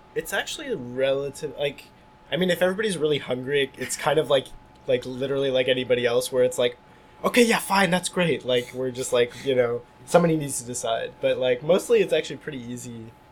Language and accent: English; Hillsdale, New Jersey, United States; now in Montreal, Canada; I grew up in New Jersey